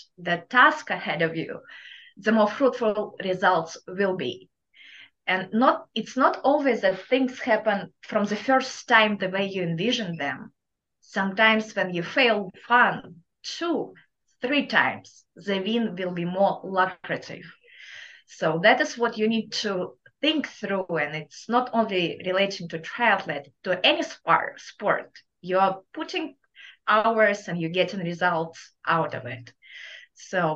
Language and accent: English; Kazakhstan; accent: thick Russian accent; English is a second language; moved away as an adult; now in Louisiana, United States; my thick Russian accent, even though I'm from Kazakhstan, we all have Eastern European accent